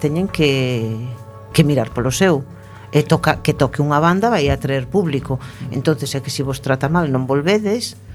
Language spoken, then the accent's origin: Galician; Cerceda, Galicia, Spain; sabes que son de Cerceda